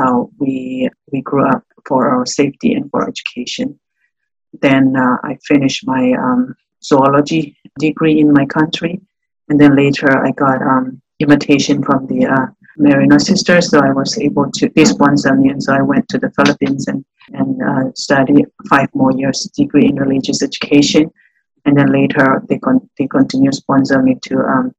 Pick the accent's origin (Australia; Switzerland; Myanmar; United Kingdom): Myanmar; northern Burma; now in Jacksonville, United States; I was born and raised in Burma, in northern part of my country